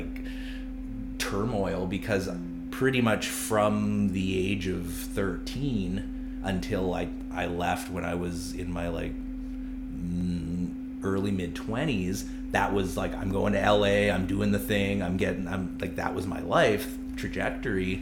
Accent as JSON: {"language": "English", "town": "Vancouver", "region": "British Columbia", "country": "Canada", "moved": "yes", "lives_now": "Charlottetown, Canada", "said": "I'm originally from Vancouver"}